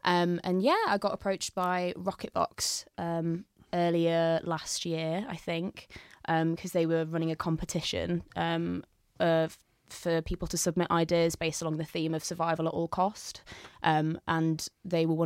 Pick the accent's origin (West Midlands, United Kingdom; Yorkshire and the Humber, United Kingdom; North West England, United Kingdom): Yorkshire and the Humber, United Kingdom; Leeds; also born or lived in York / Moortown, Leeds; I'm from Meanwood originally, and then I went to York University for a little bit, and then I came back to Leeds and moved up to Moortown